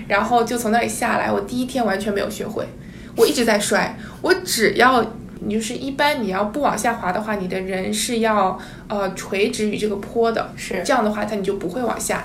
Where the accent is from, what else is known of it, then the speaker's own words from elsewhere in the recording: southern China, China; 我本身就是在南方长大